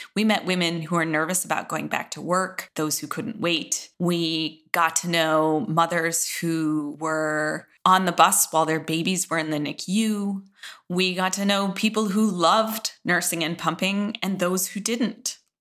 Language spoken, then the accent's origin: English; Midwest, United States; I was from the Midwest